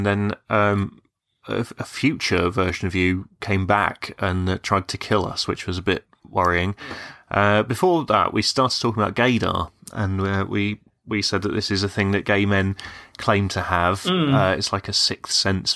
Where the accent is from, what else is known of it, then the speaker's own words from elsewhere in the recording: England, United Kingdom; I'm English, but I don't have a Birmingham accent